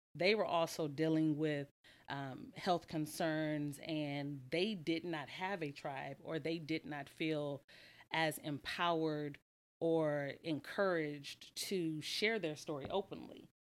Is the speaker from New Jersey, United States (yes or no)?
no; Lake Jackson, Texas, United States; now in Houston, United States; I'm from Lake Jackson, Texas